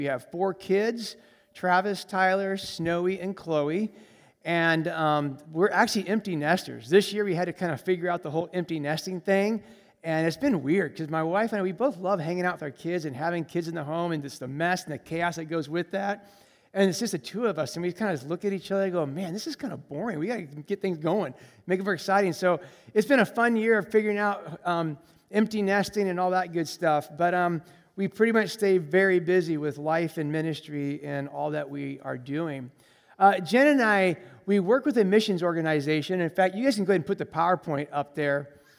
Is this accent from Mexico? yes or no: no; Colombia; I grew up in Colombia, South America as a missionary kid. And so I speak Spanish fluently, and that's a whole another story of being a missionary kid in Colombia. But I grew up in Colombia, and so I have exposure and traveling in Latin America.